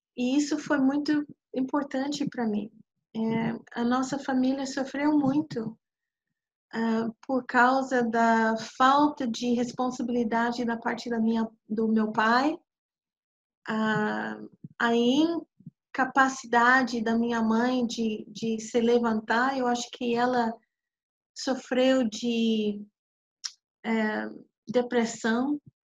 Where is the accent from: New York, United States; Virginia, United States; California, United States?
New York, United States; eu nasci em Nova York de, de pais que realmente eu acredito que não tinha não tinha nada a ver um com o outro